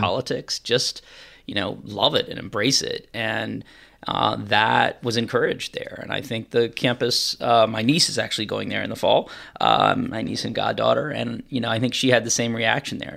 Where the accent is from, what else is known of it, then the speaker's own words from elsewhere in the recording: Charlottesville, Virginia, United States; I was born and raised in Charlottesville area, out in the, the county.